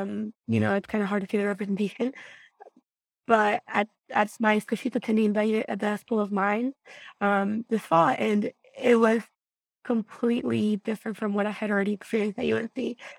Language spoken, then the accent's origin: English; Guanajuato, Mexico; I was raised in Guanajuato, Mexico, a small rural community, a rancho, so a really small town. Population was about 2,000 people.